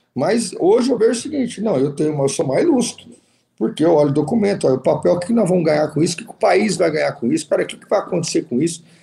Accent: interior of São Paulo state, Brazil; eu que sou do interior do estado de São Paulo

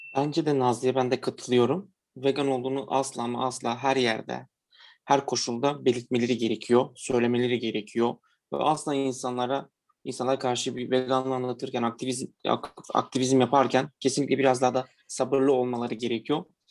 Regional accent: Diyarbakır, Diyarbakır Province, Turkey; now in Istanbul, Turkey; Ben de Diyarbakırlıyım

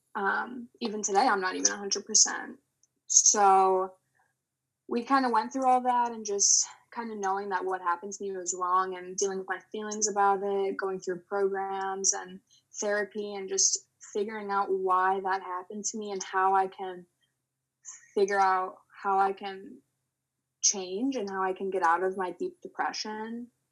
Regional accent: Illinois, United States; I'm growing up in Illinois

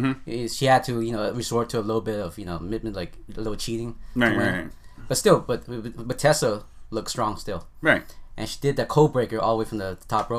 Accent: Staten Island, New York, United States; You know, I'm actually from Staten.

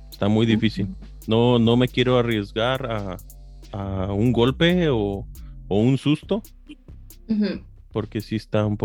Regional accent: East Bay, California, United States; Sí, de aquí, del, este de la bahía.

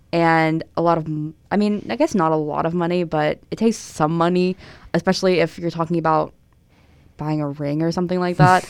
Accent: Tennessee, United States; moved away; I'm from Tennessee

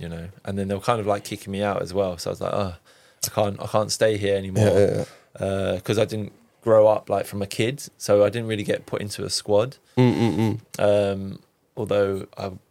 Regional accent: London, United Kingdom; also born or lived in Hackney, London / Southgate, London / Cyprus (ancestry); I was born in East London, Hackney

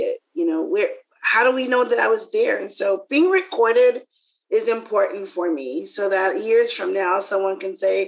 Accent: the South, United States; I'm from the South

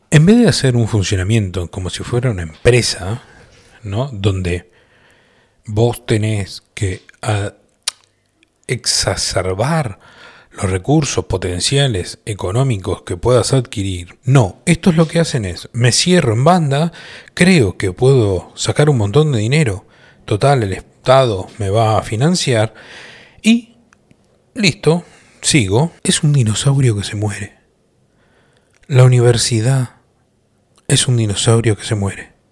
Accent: Colombia; Yo como colombiano no entiendo muy bien

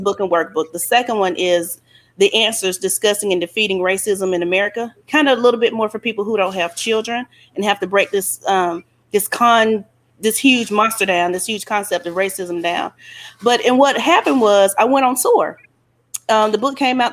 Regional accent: Alabama, United States; I'm from Alabama

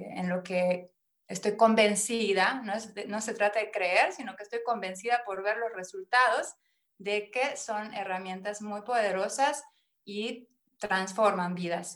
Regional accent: Mérida, Yucatán, Mexico; moved away as an adult; now in Konstanz, Germany; nací en Mérida, Yucatán, México y bueno, ahí están mis raíces

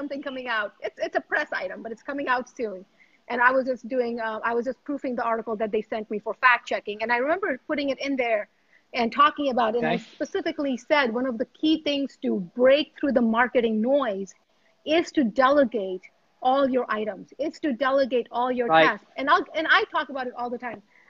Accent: India; I was born in India. I was born in India.

